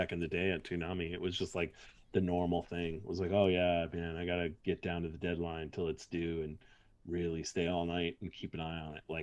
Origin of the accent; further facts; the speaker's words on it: United States; as an American